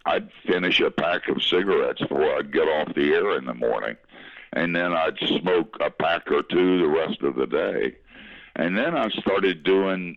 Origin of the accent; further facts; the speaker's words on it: Asheville, North Carolina, United States; moved away; I grew up in Asheville on the wrong side of the tracks in West Asheville